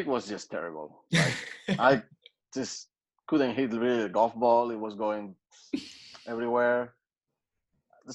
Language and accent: English; Asturias, Spain; also born or lived in North Carolina, United States; now in Madrid, Spain; where I'm from Asturias